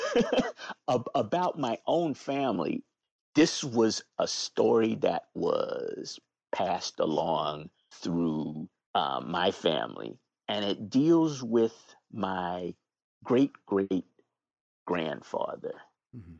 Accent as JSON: {"language": "English", "region": "New York", "country": "United States", "tie": "born or raised there", "moved": "as an adult", "lives_now": "Philadelphia, United States", "said": "I was born and raised in New York"}